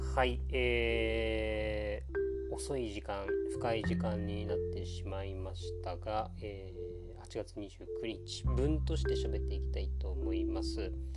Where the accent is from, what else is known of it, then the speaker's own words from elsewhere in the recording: Okinawa, Japan; 沖縄出身で大学に一応進んだりはしたので